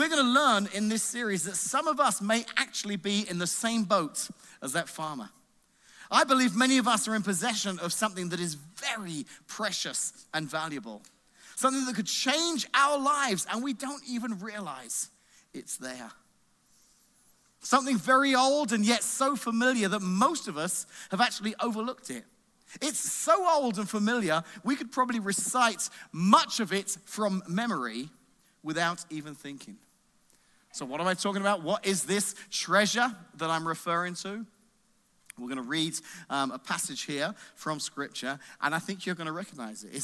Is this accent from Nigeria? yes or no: no; England, United Kingdom; moved away; I grew up in England, and our school system's different over there